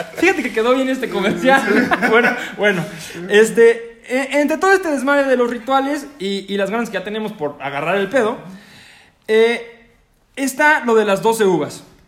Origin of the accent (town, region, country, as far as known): Mexico